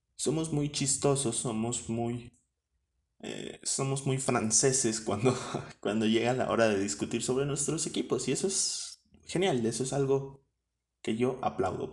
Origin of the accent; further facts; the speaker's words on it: State of Mexico, Mexico; yo no soy chilango, soy más bien mexiquense